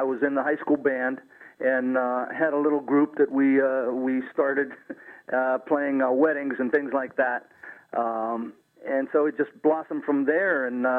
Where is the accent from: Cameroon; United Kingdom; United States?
United States; Aliquippa, Pennsylvania; Yes, I'm from Aliquippa, actually.